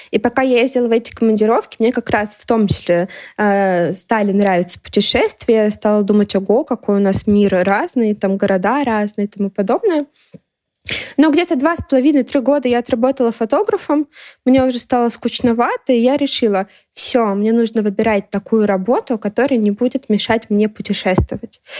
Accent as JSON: {"language": "Russian", "region": "Moscow", "country": "Russia", "said": "когда я привыкла, что я там из Москвы, и условно говоря, ну, Москва столица, и на это все должны равняться. Когда я начала ездить много, мне очень часто стали говорить, о, да у вас говор"}